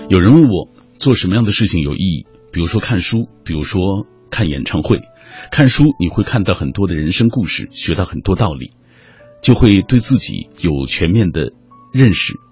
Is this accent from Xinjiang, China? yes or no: yes; Xinjiang, China; 我也是来自新疆的